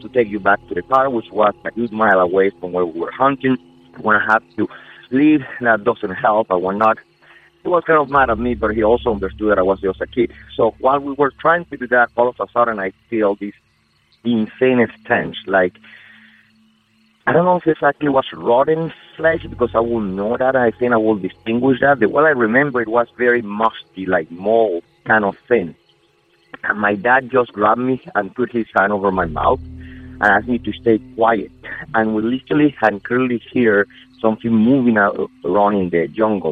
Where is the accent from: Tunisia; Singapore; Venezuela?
Venezuela; Amazonas; English is a second language; moved away as an adult; now in United States; I'm originally from Venezuela in South America, by by the Amazon between Brazil and Colombia. I live in the States since around 15 years ago